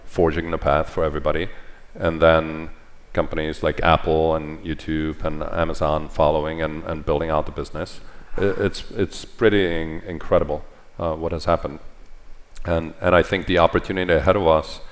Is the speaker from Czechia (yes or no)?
yes; Czechia; moved away; I grew up in Czechoslovakia when it was a communist country.